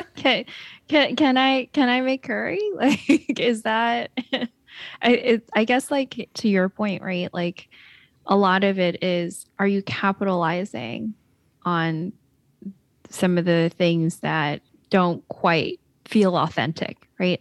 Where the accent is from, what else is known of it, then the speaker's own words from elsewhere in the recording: Shanghai, China; now in United States; Shanghai, which is, like, my hometown